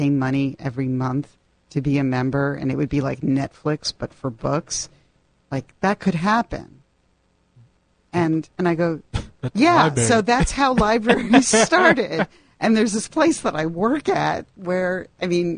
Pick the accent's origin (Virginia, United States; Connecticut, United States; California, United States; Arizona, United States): Connecticut, United States; New Haven; I'm from New Haven